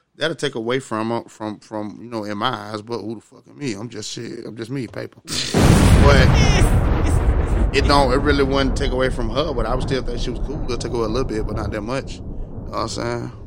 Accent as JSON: {"language": "English", "town": "Augusta", "region": "Georgia", "country": "United States", "said": "I'm from the South, you know what I'm saying? From Augusta, Georgia, me being, you know, um, low income black male in the South"}